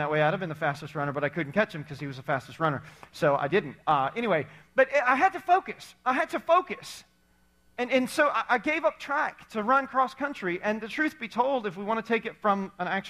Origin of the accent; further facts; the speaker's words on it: Indiana, United States; We were athletic as you could be in growing up in Indiana, like hoop on the side of our barn type of athletic